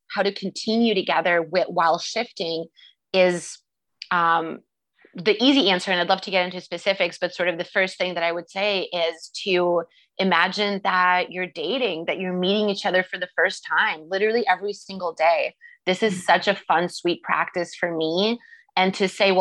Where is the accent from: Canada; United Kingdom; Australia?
Canada; moved away; I'm Canadian, so I'm used to the Canadian